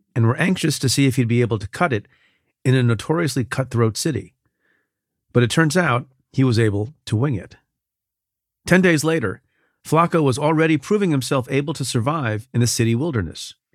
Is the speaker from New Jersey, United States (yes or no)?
no; New York City, New York, United States; my hometown of New York